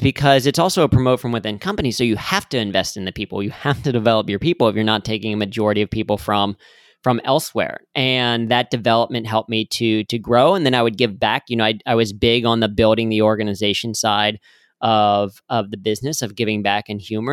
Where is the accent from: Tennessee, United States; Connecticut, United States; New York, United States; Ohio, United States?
Ohio, United States; Cincinnati; I grew up in Cincinnati